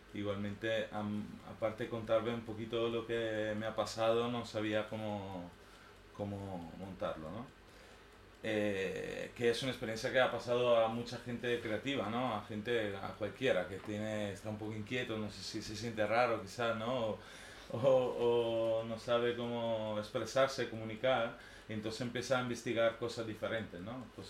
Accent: a village on Lake Garda, near Verona, Veneto, Italy; Spanish is a second language; moved away as an adult; now in Barcelona, Spain; Y vengo de Italia, de un pueblito su lago de Garda, cerca de Verona

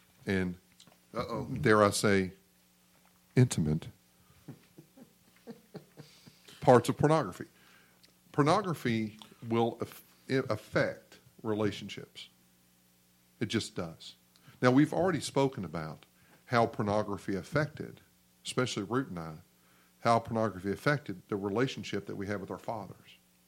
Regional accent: the Bible Belt, United States; we're all from the Bible Belt

